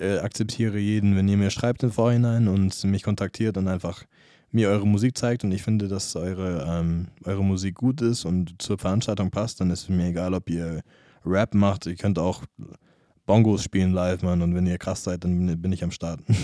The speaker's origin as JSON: {"language": "German", "country": "United States", "tie": "born or raised there", "first_language": "English", "second_language": "German", "moved": "yes", "lives_now": "Munich, Germany", "said": "aus der Gegend, wo ich aufgewachsen bin, in Amerika"}